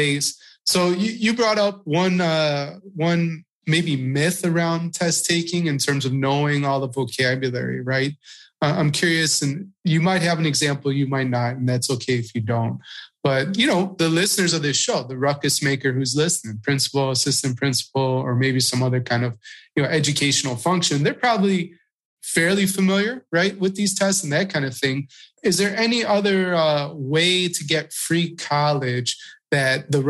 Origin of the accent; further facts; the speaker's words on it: Chicago, Illinois, United States; moved away as an adult; also born or lived in Marietta, Georgia / Houston, Texas; now in New York, United States; I grew up, you know, born and raised in Chicago